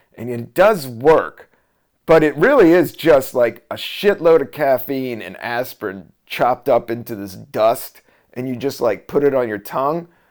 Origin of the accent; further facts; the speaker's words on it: Buena Vista, Virginia, United States; also born or lived in Washington, D.C.; I was born in Washington, D C in seventy-two. And then, uh, we moved, I would say it was eighty-two to s, a Southern Virginia town, a town of five thousand, Buena Vista, Virginia